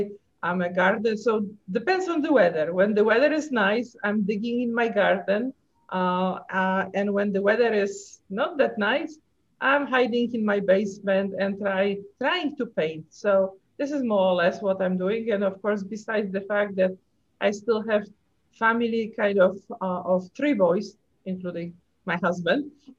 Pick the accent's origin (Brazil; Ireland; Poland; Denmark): Poland; English is a second language; moved away as an adult; now in Chicago, United States; I have this kind of funny accent. So I'm originally from Poland.